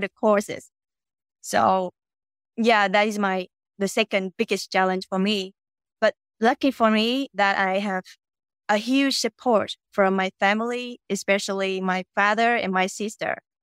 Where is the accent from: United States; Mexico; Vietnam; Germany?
Vietnam; English is a second language; I'm Vietnamese, and I'm currently living in Vietnam.